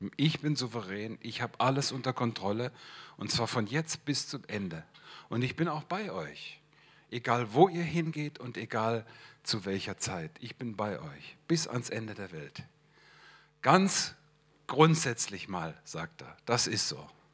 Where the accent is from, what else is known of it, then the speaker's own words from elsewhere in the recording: Hesse, Germany; moved away as an adult; also born or lived in Swabia; ich komme aus dem Stamm der Hessen